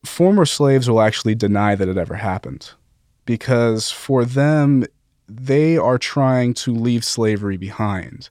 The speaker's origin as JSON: {"language": "English", "town": "Las Vegas", "region": "Nevada", "country": "United States", "said": "I'm from Las Vegas"}